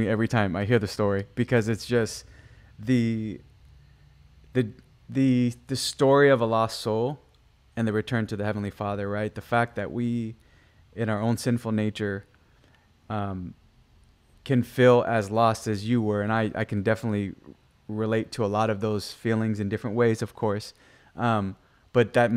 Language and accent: English; Guam; I'm from the island of Guam.